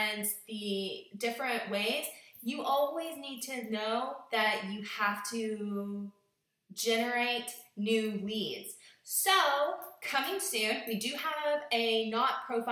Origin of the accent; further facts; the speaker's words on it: United States; my home state in Kentucky or Indiana